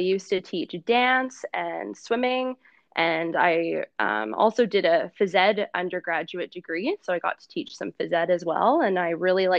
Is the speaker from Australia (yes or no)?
no; Brandon, Manitoba, Canada; I'm from Brandon, and I went to university at Brandon University, and I actually taught some of my teaching in Kuwait and Dubai